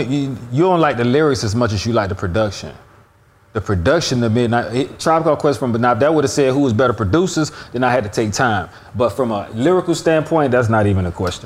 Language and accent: English; Miami, Florida, United States; growing up in Miami